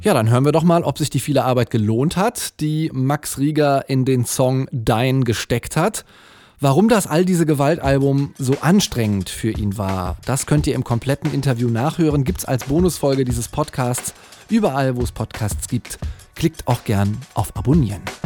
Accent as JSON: {"language": "German", "area": "near Cologne", "region": "North Rhine-Westphalia", "country": "Germany", "tie": "born or raised there", "said": "Ich habe ein paar Jahre in Köln gelebt. Ich bin auch in der Nähe aufgewachsen"}